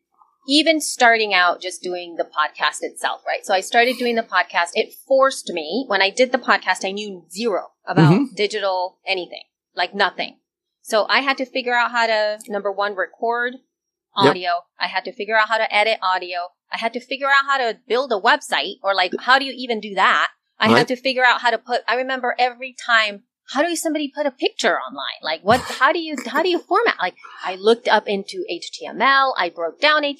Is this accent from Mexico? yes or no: no; El Salvador; moved away; I'm from El Salvador